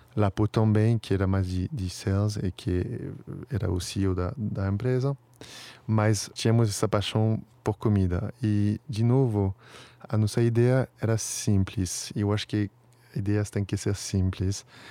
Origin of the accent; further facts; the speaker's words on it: Paris, Île-de-France, France; Portuguese is a second language; moved away as an adult; also born or lived in New York / England; now in São Paulo, Brazil; sou um parisiense da Gema, mas como você falou, faz um tempinho que eu moro aqui, então virei um brasileiro